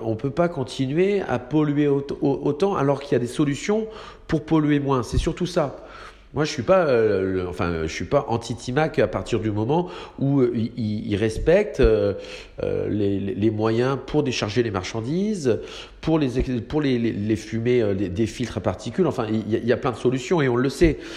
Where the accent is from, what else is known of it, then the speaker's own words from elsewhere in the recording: Saint-Malo, Brittany, France; je suis né à Saint-Malo. je travaille à Saint-Malo sur le domaine maritime